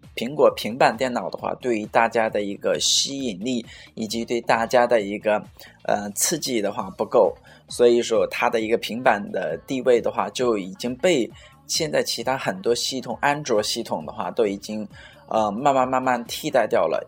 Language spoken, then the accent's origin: Chinese; China; also born or lived in Suzhou; 我们中国人